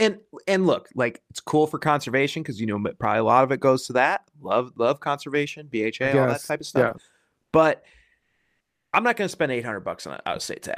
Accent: Wisconsin, United States; also born or lived in Washington / Oregon; now in Pacific Northwest, United States; I come from Wisconsin where we had a deer season from September until December.

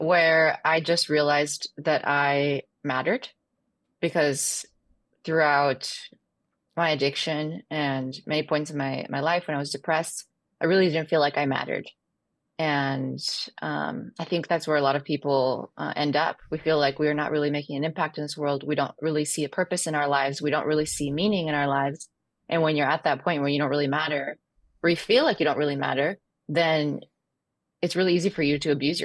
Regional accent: Dallas, Texas, United States; also born or lived in Chihuahua, Mexico; And then we moved to Dallas, Texas.

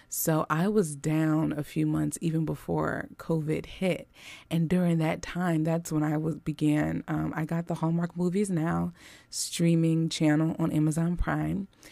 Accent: Philadelphia, Pennsylvania, United States; West Philadelphia is where I was born and raised

